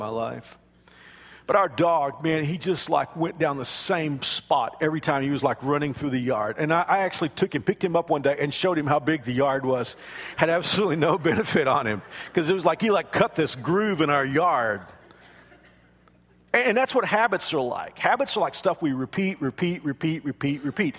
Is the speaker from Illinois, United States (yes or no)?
no; Kansas, United States; I'm from Kansas